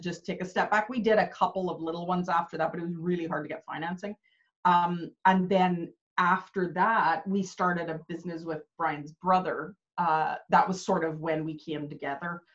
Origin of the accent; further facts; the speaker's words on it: Canada; moved away as an adult; also born or lived in Belfast, Northern Ireland; now in Northern Ireland, United Kingdom; I was actually born in Belfast. My parents emigrated to Canada when I was really young